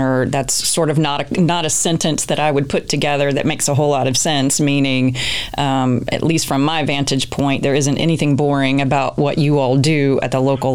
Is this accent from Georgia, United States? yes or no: yes; Georgia, United States; growing up in Georgia